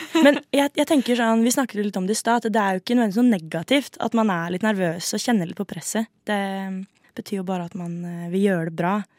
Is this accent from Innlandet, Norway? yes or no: no; Skien, Telemark, Norway; Jeg er fra Venstøp